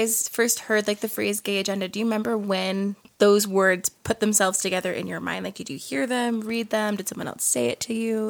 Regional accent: New Jersey, United States; I'm from New Jersey.

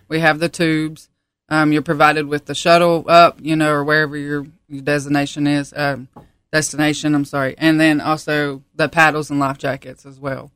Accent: Piney Creek, North Carolina, United States; also born or lived in Baltimore, Maryland; I was born in Baltimore, Maryland, but I've pretty much lived in North Carolina all my life, born and raised here.

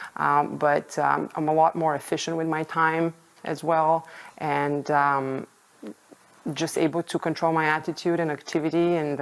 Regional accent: Bulgaria; moved away as an adult; now in United States; I was born and raised in Bulgaria, Eastern Europe

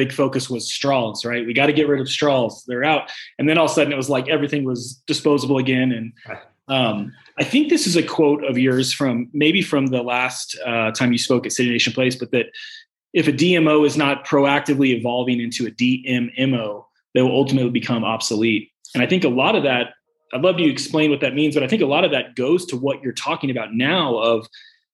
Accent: Richardson, Texas, United States; moved away; well, actually North Dallas and then actually Richardson.

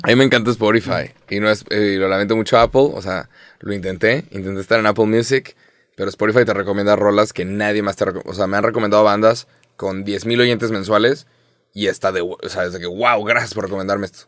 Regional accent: Mexico; 30 años siendo mexicano

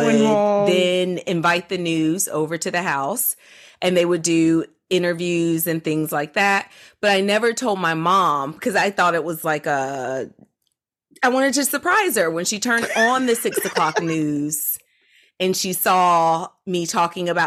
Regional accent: Georgia, United States; I grew up in the South. I grew up in Georgia

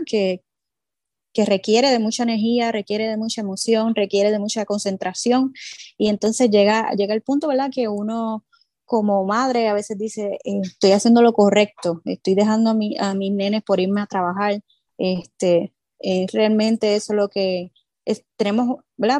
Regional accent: Puerto Rico; Nosotras como mujeres y como boricuas y, puertorriqueñas

